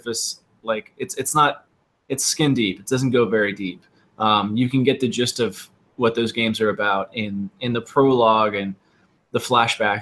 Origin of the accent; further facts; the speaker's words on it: South Florida, United States; also born or lived in Texas; And I grew up in South Florida